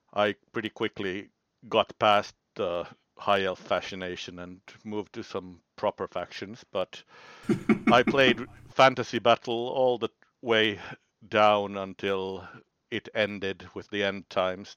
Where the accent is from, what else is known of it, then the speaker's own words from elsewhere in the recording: Finland; I'm from Finland